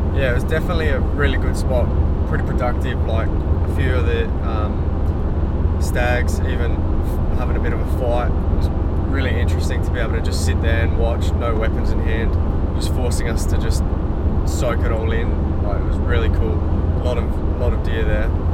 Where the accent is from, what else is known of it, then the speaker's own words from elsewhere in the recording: Adelaide, South Australia, Australia; I grew up in Adelaide, little old Adelaide